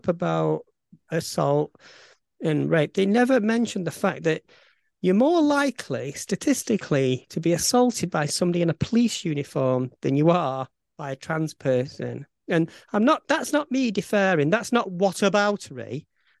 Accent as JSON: {"language": "English", "town": "Bolton", "region": "North West England", "country": "United Kingdom", "accent": "Bolton", "said": "my Bolton accent"}